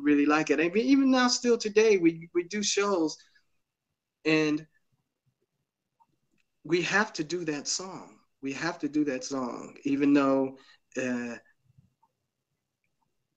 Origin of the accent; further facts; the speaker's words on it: New York, United States; we're from New York